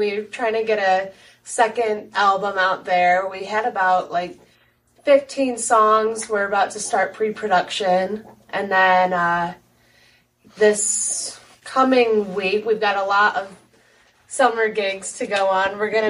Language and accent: English; Midwest, United States; growing up in the Midwest, classic rock is like a huge part of the culture here.